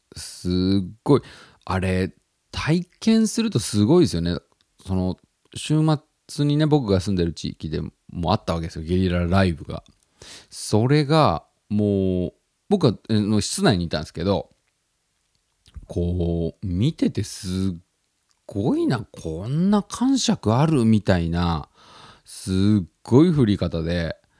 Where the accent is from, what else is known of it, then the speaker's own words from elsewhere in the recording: Tottori, Japan; moved away as an adult; also born or lived in Osaka; now in Tokyo, Japan; 僕が育ってきたそのふるさとの鳥取県っていう場所なんですけど